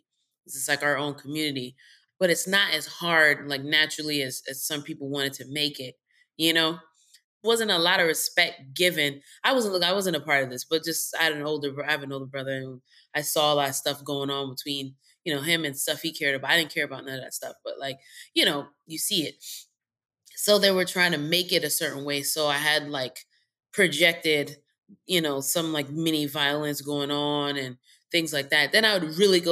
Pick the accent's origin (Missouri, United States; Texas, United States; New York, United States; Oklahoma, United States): New York, United States; New York City; I grew up in Co-op City, Section 4